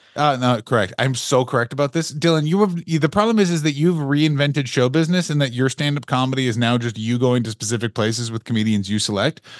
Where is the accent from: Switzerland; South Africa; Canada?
Canada; as a Canadian person